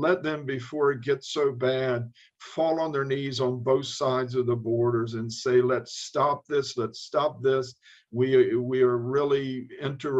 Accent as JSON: {"language": "English", "country": "United States", "said": "As an American"}